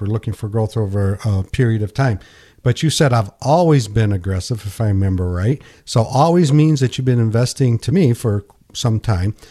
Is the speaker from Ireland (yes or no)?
no; Pinkani, United States; when I grew up in Pinkani, I sold night crawlers